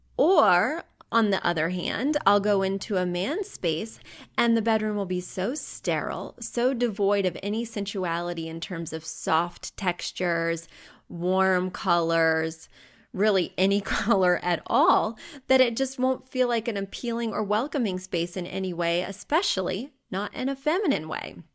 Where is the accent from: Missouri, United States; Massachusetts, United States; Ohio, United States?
Missouri, United States; moved away; I grew up in Missouri